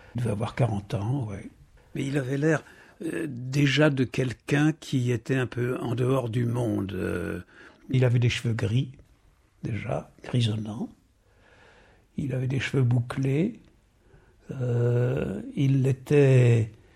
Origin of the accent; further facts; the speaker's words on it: Paris, Île-de-France, France; je suis parisien